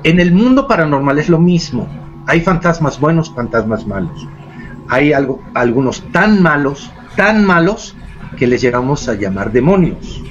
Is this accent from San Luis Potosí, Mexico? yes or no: yes; San Luis Potosí, Mexico; moved away; also born or lived in Montreal, Canada / Mexico City; yo no soy de la Ciudad de México, yo soy de San Luis Potosí